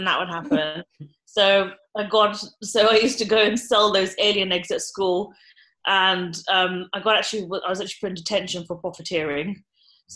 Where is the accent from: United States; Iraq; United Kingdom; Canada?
United Kingdom; Wiltshire, South West England; also born or lived in Basildon / Bath / Kingston; I grew up in Wiltshire, born in Basildon